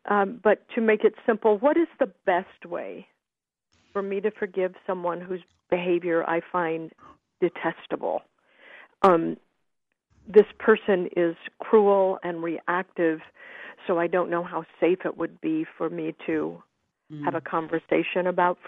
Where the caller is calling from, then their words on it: San Jose, California, United States; I'm calling from San Jose.